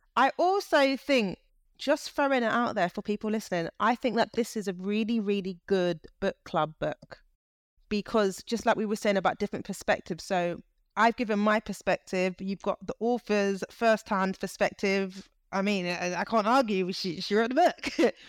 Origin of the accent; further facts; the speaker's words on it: United Kingdom; I'm British, but I was like, yeah, Niger, I can feel it.